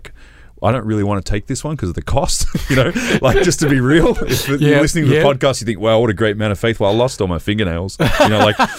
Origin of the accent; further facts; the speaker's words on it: Australia; I'm an Australian